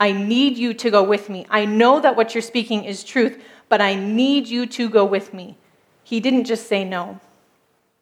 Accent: United States; moved away as an adult; now in Turkey; I grew up as an American

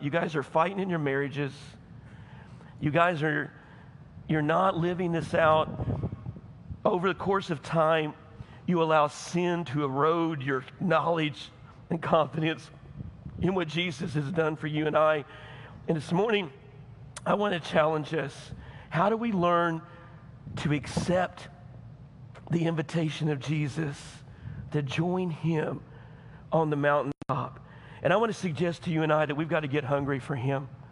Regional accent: United States; I'm American

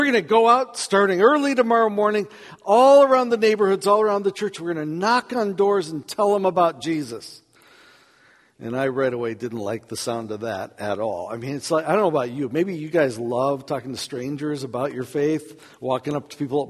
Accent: United States; accent: American; I'm from America

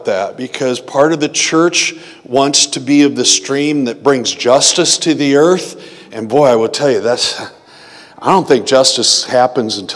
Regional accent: United States; I've always viewed myself as a Christian who's American

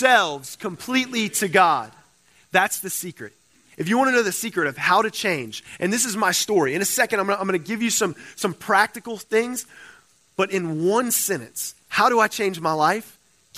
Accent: Cajun, the South, Louisiana, United States; moved away as an adult; now in California, United States; I'm a Cajun boy. All right, I'm from the South.

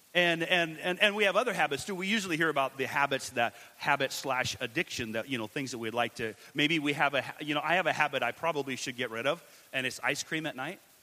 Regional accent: Washington, United States; also born or lived in Richlands, Virginia; I'm from uh, Washington, out west

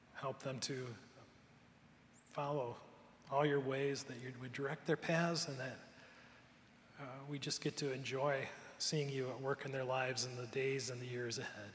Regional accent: Cleveland, Ohio, United States; now in Michigan, United States; I grew up in the Cleveland area

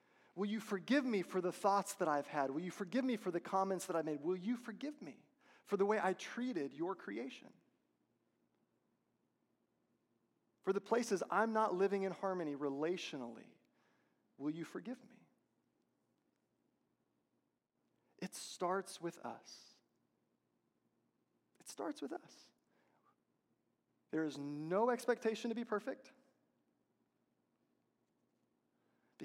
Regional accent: Texas, United States; I'm from Texas

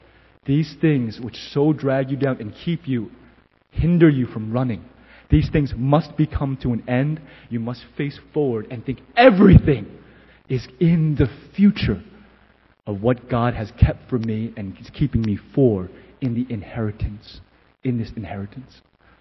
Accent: United States; And I remember thinking from the depth of who I was, I am an American.

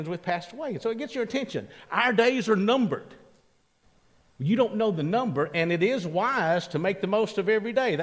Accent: Columbus, Mississippi, United States; moved away; I went back home. I'm a product of the Mississippi school system. I'm from Columbus, Mississippi

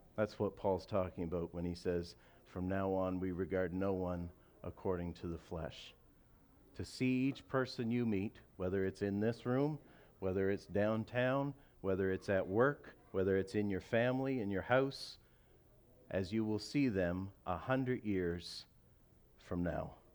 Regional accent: Canada; I'm a Canadian. I love my country

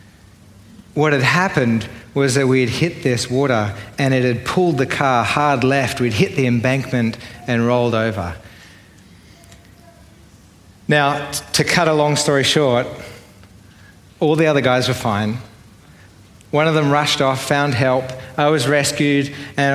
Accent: Sydney, New South Wales, Australia; accent: Australian; If you haven't yet worked out from my accent, I'm Australian. I grew up in Sydney

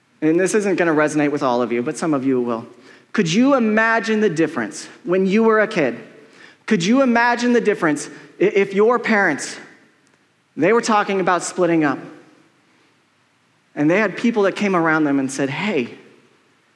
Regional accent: Colorado, United States; I'm from Colorado

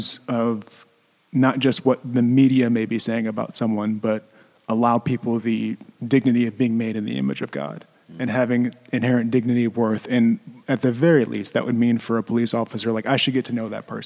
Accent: St. Louis, Missouri, United States; I'm from the St. Louis area

